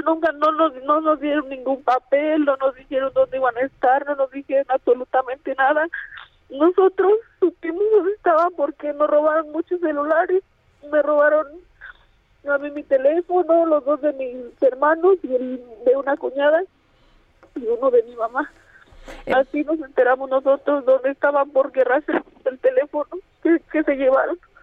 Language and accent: Spanish; a small ranch near Yuriria, Guanajuato, Mexico; yo soy de, de Loma de cuál es un ranchito, un ranchito cerca de Yuridia